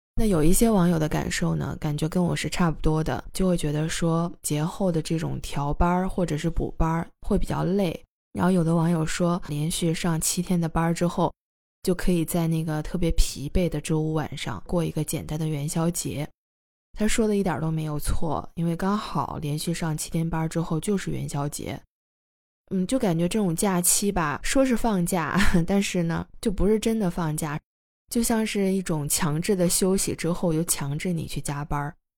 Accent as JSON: {"language": "Chinese", "region": "Heilongjiang", "country": "China", "tie": "born or raised there", "moved": "yes", "lives_now": "Shenzhen, China", "said": "因为我的老家太远了，要跨越半个中国，在东北的黑龙江"}